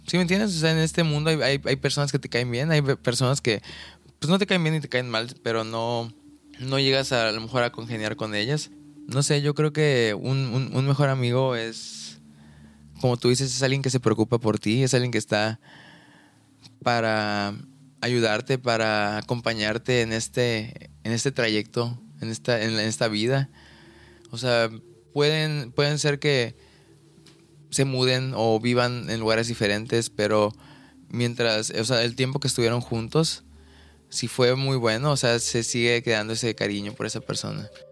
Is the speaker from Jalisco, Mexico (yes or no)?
no; Ciudad del Carmen, Campeche, Mexico; moved away as an adult; now in Mérida, Mexico; el lugar en el que crecí, en Ciudad del Carmen, en Campeche